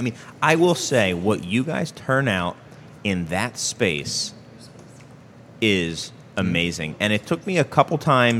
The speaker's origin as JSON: {"language": "English", "region": "England", "country": "United Kingdom", "said": "Oh, my accent. Yeah. No, I'm from England originally. I hide it well."}